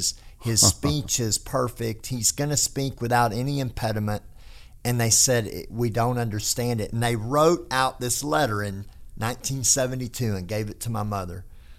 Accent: Texas, United States; accent: hick; I do talk like a hick, but that's environmental, not genetic. That's because I was raised in North Texas.

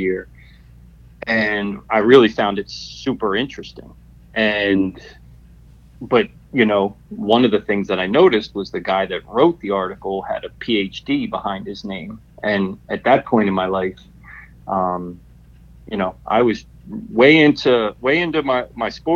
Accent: Harrisburg, Pennsylvania, United States; I grew up in Harrisburg, Pennsylvania

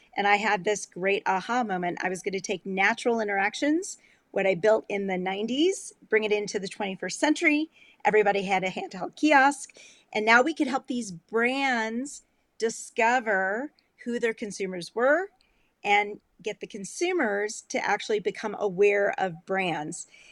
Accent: Illinois, United States; moved away; also born or lived in Colorado; I grew up in Illinois on uh, on a lake, and it was across the street from a cornfield

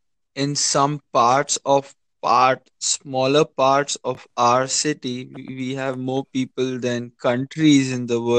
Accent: India; I'm from India

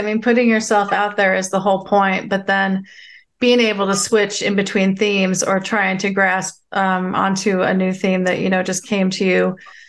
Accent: Tacoma, Washington, United States; born there; also born or lived in Northern King County / Snohomish County / Bellingham; I was born in Tacoma. I think you learned this from listening to some of the episodes, but I was born on McCord Air Force Base.

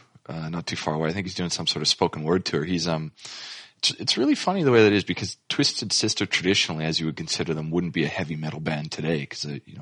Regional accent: Canada; now in Australia; Some of you may know that I'm originally from Canada

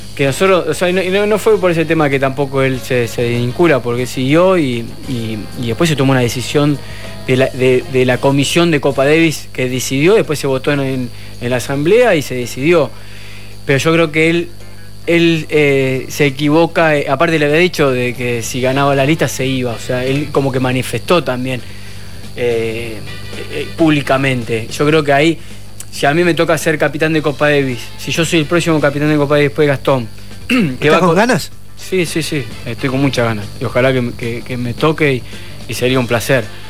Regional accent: Argentina; nosotros los argentinos

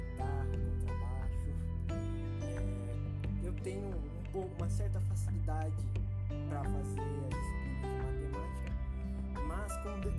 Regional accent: São Paulo, Brazil; now in Panorama, Brazil; eu sou daqui de Panorama, mas a minha cidade natal é São Paulo.

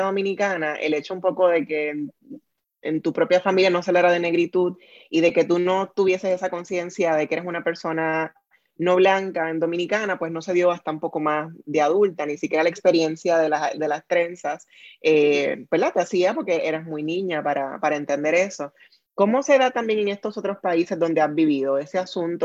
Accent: Puerto Rico; nuestra experiencia en Puerto Rico

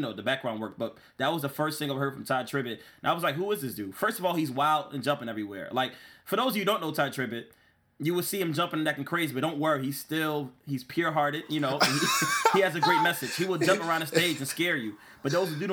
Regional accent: New Jersey, United States; I'm from Jersey

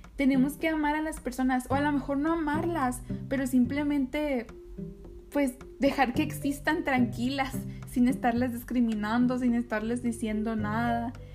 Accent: Mexico; also born or lived in Nogales, Sonora; yo soy mexicana

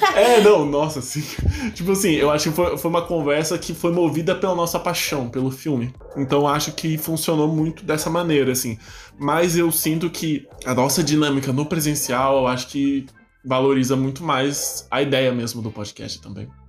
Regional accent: Bauru, São Paulo, Brazil; moved away as an adult; now in São Paulo, Brazil; também sou bauruense de nascença, também sou da Cidade Sem Limites

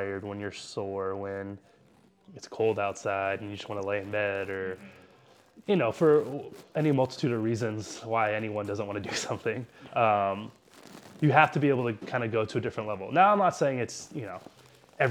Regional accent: San Diego, California, United States; born and raised in San Diego, like beautiful, great city

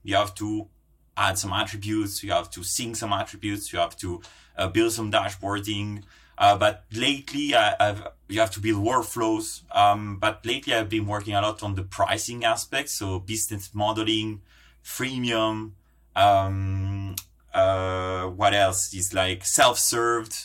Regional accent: Brussels, Brussels-Capital Region, Belgium; also born or lived in Italy; I'm Italian Finnish. Um, I born in Italy, grown up in Brussels, uh, which is home today

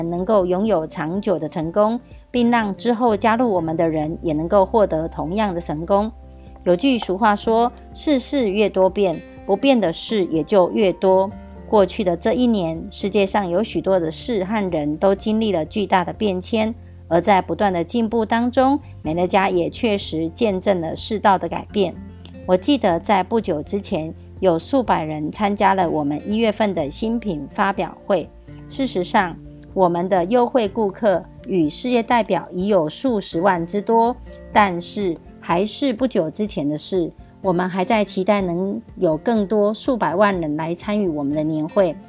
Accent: Miaoli County, Taiwan; ，今天要为大家导读的主题是“欢欣丰收，展望富足之年”

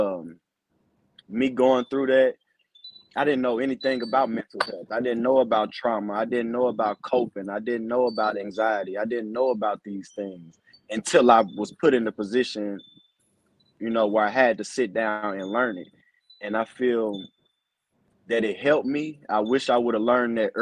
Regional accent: Ferguson, Missouri, United States; I grew up in St. Louis. I, you know, was raised in Ferguson

